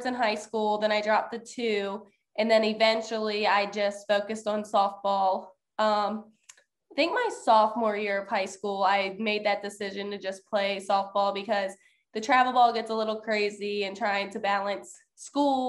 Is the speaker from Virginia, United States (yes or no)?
yes; Shenandoah, Virginia, United States; I was a kid growing up in Page County, specifically in Shenandoah